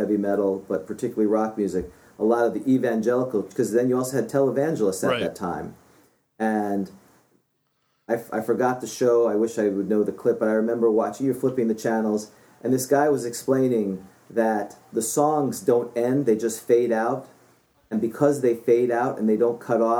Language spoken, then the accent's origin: English; New York City, New York, United States; moved away; also born or lived in Florida; When I grew up in New York City, and then I moved to Florida.